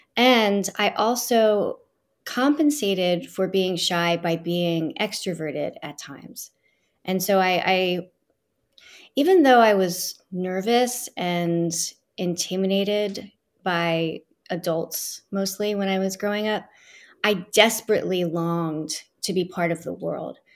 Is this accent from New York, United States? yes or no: no; Philadelphia, Pennsylvania, United States; I grew up in Northeast Philadelphia